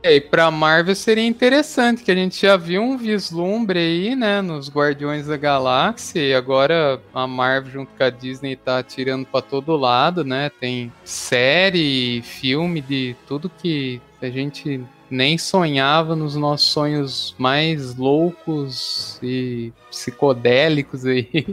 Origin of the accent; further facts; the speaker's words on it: Araraquara, São Paulo, Brazil; lá em Araraquara, onde a gente morava, né, na minha cidade natal